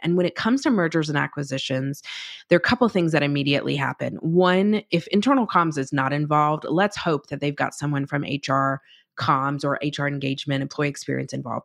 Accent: North Carolina, United States; moved away as an adult; I was from North Carolina

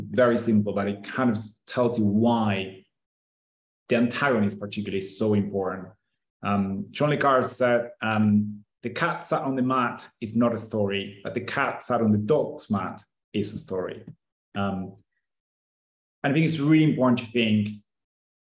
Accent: Argentina; I'm from Argentina

